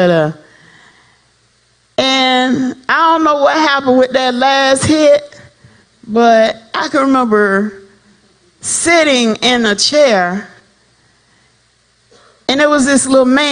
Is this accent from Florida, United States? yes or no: yes; South Florida, United States; I'm from South Florida, so I used to hang out with my home people